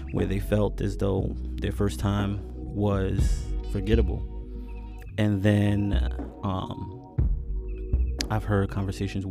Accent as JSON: {"language": "English", "region": "New York", "country": "United States", "moved": "as an adult", "said": "I'm originally from New York"}